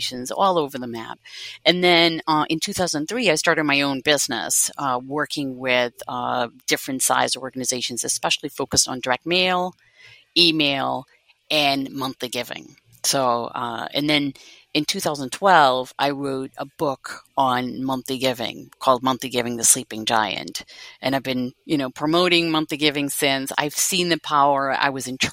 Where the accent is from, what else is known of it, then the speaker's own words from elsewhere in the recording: Netherlands; moved away as an adult; also born or lived in Cape Cod, Massachusetts; now in United States; So I'm originally from the Netherlands. I've been here now 28 years, believe it or not, almost half my life.